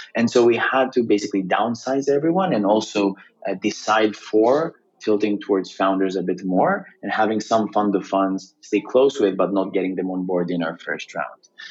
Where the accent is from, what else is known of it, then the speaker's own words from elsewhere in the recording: Greece; moved away as an adult; also born or lived in Cambridge, United Kingdom; I was born and raised in Greece, uh, quite the international family though, and went to the UK initially to study in Cambridge